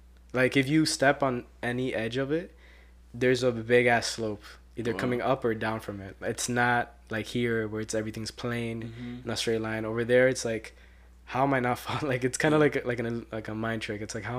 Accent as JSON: {"language": "English", "country": "Colombia", "said": "I'm Colombian."}